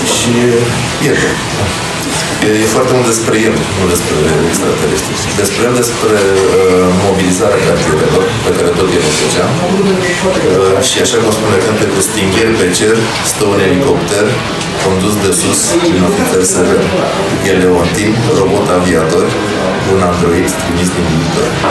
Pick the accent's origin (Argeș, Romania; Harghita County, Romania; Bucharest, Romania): Bucharest, Romania; noi suntem din Sărăgean